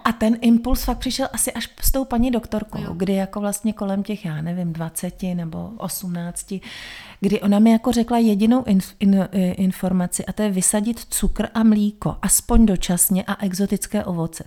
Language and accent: Czech; Prague, Czechia; moved away as an adult; jsem do těch 33 mm, žila v Praze, narodila jsem se v Praze